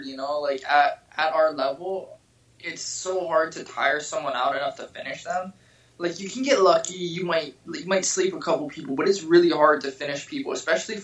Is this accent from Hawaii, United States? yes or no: yes; Hawaii, United States; I'm from Hawaii